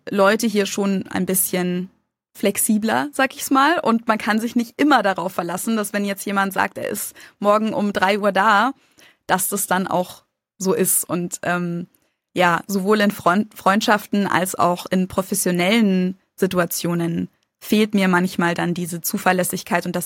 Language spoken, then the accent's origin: German; Germany; Und ich als Deutsche